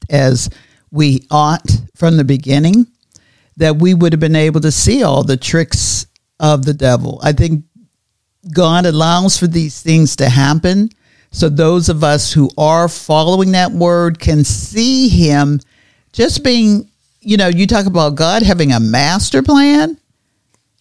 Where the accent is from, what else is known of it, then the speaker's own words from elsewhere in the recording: Pittsburgh, Pennsylvania, United States; when we were growing up in Pittsburgh, Pennsylvania